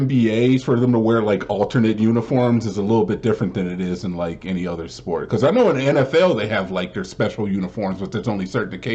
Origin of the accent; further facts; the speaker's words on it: Cleveland, Ohio, United States; now in Texas, United States; I matched with a girl here in Texas that was from Michigan, and I told her I was from Cleveland